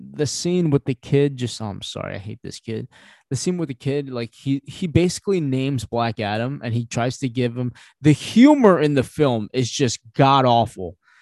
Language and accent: English; Philippines; I'm Filipino